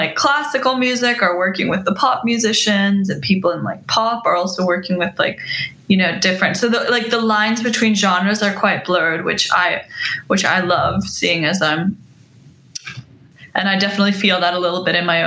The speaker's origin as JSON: {"language": "English", "country": "Iceland", "tie": "born or raised there", "moved": "yes", "lives_now": "Los Angeles, United States", "said": "I was born and raised in Iceland."}